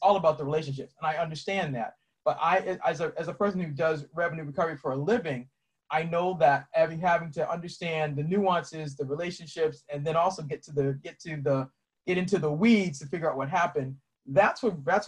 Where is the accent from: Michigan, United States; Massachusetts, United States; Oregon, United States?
Massachusetts, United States; Boston; moved away as an adult; now in Maryland, United States; I'm originally from Boston. I live in Maryland now.